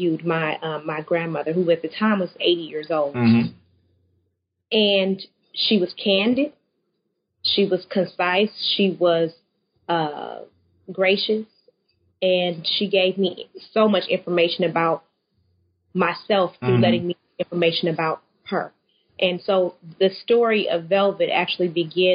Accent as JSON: {"language": "English", "town": "Waukegan", "region": "Illinois", "country": "United States", "tie": "born or raised there", "also_born_or_lived": "Texas", "moved": "yes", "lives_now": "Houston, United States", "said": "I grew up just outside of Chicago in a city called Waukegan"}